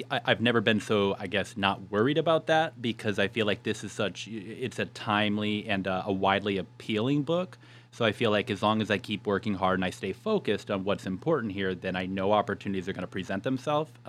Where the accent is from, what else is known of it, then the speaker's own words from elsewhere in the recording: Yuma, Arizona, United States; So I moved back to my hometown, and the funny thing is, I had my heart set on renal dietetics.